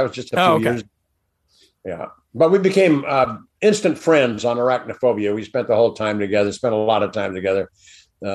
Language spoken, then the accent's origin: English; Balboa, California, United States; also born or lived in Hollywood / New York; we moved down to the beach, down in Balboa, where I grew up.